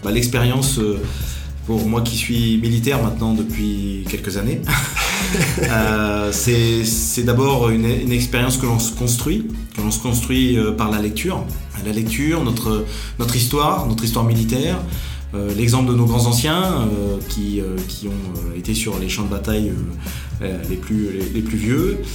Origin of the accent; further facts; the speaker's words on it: Verdun, Grand Est, France; moved away; je suis né à Verdun. Donc je crois, j'y ai vécu une petite partie de, de mon enfance, une dizaine d'années environ